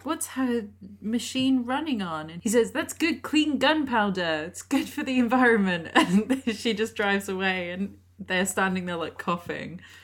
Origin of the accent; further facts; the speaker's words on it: Lake District, North West England, United Kingdom; I'm from the Lake District